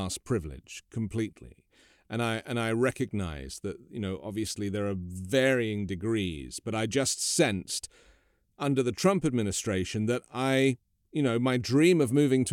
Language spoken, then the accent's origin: English; United Kingdom; as a British person